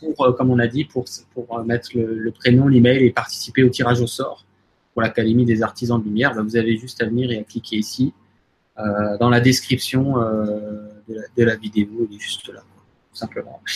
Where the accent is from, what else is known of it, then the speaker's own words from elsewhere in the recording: France; chez nous en France